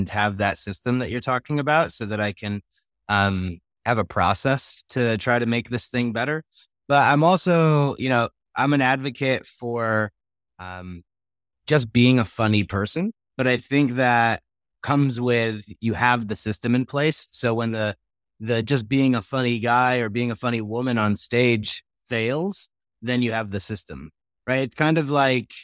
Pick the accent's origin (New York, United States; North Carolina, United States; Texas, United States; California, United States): New York, United States; born or raised there; now in Colorado, United States